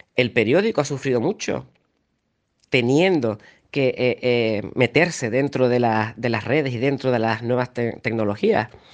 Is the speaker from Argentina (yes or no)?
no; Canary Islands, Spain; Yo aquí estoy en Canarias, pero yo soy canario